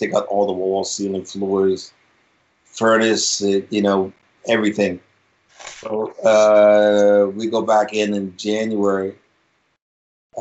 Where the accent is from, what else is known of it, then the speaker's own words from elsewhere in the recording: Baltimore, Maryland, United States; I was born and raised right here in Baltimore, right on the east side of Baltimore